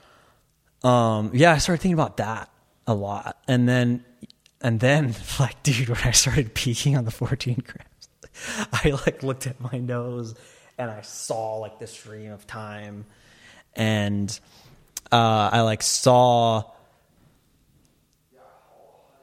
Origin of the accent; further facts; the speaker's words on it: Torrance, California, United States; I was born in Torrance